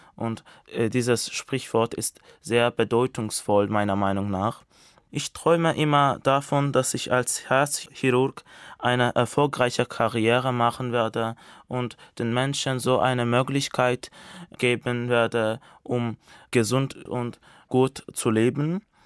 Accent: Azerbaijan; German is a second language; moved away as an adult; now in Germany; Ich komme aus Aserbaidschan und ich lerne Deutsch

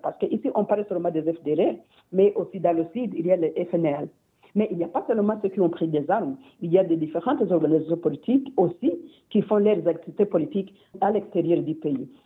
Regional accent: Rwanda; nous tous, en tant que Rwandais

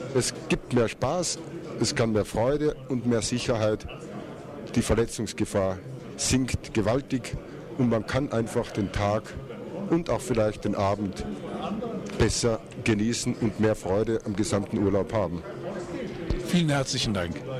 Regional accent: Austria; bei uns in Österreich

